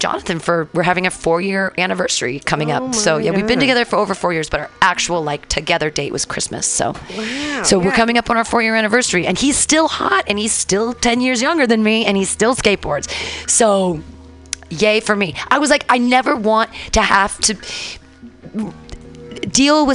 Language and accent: English; United States; as an American white woman